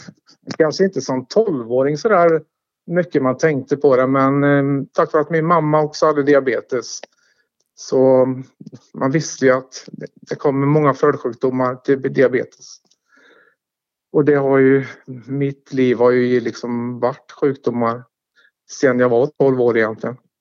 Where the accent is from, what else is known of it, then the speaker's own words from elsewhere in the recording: Tidaholm, Västra Götaland, Sweden; moved away as an adult; also born or lived in Stockholm / Jönköping / Halmstad / Karlstad; now in Skåne, Sweden; Jag är född och uppvuxen i Tidaholm